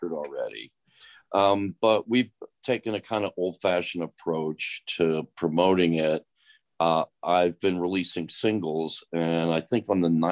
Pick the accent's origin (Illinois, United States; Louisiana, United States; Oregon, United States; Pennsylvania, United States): Pennsylvania, United States; Philadelphia; We're both from Philly